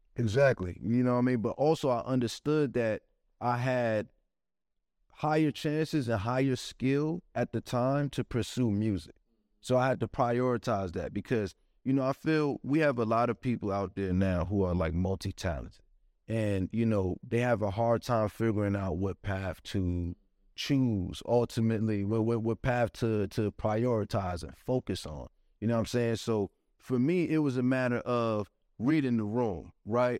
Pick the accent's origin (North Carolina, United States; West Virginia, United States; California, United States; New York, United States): New York, United States; New York City; growing up in Brooklyn